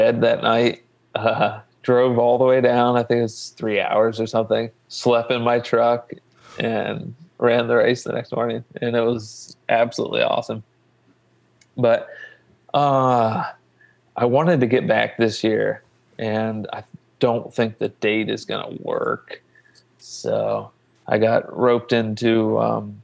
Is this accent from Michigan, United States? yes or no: no; Logan, Ohio, United States; I actually grew up in Southern Ohio. Mm. Obviously before I was running, I grew up in Logan.